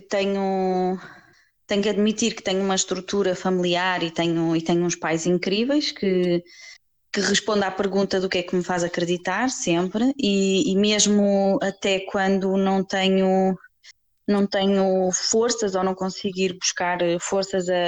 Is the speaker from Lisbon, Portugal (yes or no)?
yes; Lisbon, Portugal; moved away; also born or lived in Azores / São Miguel; nasci em Lisboa, comecei uh, em Lisboa, depois mudámos para os Açores e vivi alguns anos nos Açores.